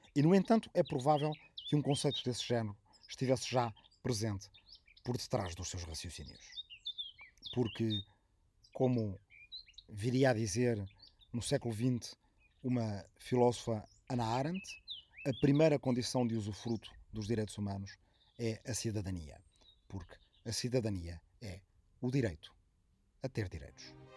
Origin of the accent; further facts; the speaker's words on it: Arrifana, Ribatejo, Portugal; minha aldeia de origem, de Arrifana, no Ribatejo